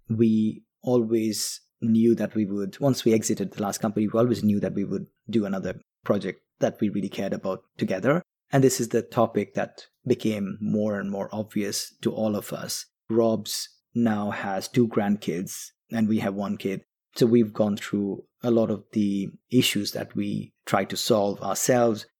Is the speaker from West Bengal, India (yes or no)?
yes; Kolkata, West Bengal, India; moved away; also born or lived in London; we grew up together in Calcutta, which is in east of India.